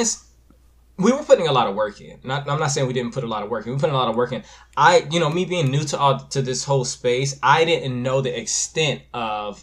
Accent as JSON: {"language": "English", "town": "Los Angeles", "region": "California", "country": "United States", "said": "I'm from California, from Los Angeles"}